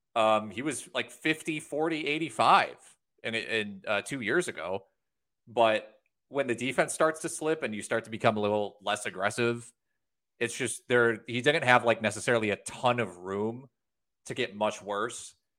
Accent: Wisconsin, United States; we're from Wisconsin

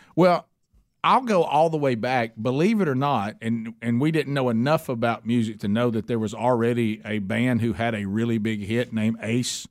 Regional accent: Oxford, Alabama, United States; where we grew up in Oxford, Alabama

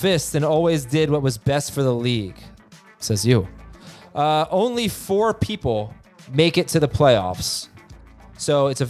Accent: South Florida, United States; as a Giants fan growing up in South Florida

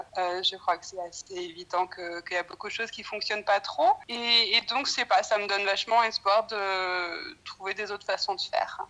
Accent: France; moved away as an adult; also born or lived in Scotland / New Zealand; now in Brisbane, Australia; j'ai grandi en France, mais mes parents ils sont originaires de la Nouvelle-Zélande

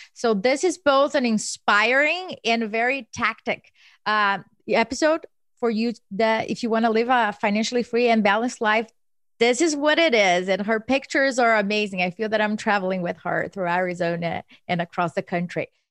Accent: Brazil; now in Philadelphia, United States; I was born and raised in Brazil

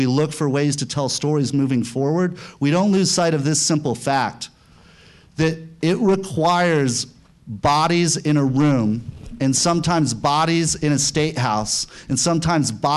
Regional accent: St. Louis, Missouri, United States; moved away; I'm from St. Louis, Missouri. That's where I went for the holidays

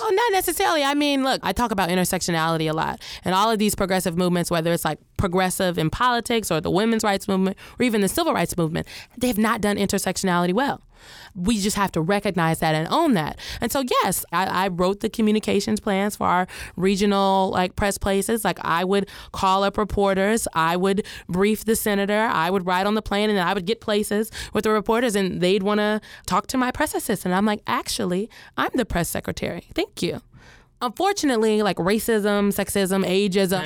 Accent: Omaha, Nebraska, United States; I'm from Nebraska. I grew up in Nebraska.

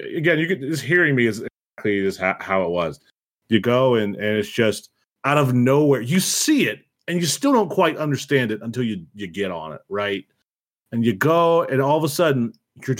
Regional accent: Ohio, United States; I'm from Ohio too

